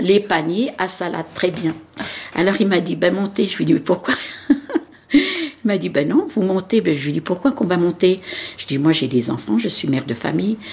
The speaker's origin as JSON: {"language": "French", "town": "Nanterre", "region": "Île-de-France", "country": "France", "tie": "born or raised there", "said": "Je suis née en France, je suis née à Nanterre. Dans le 92, j'ai jamais bougé de Nanterre, j'ai même pas habité une autre commune"}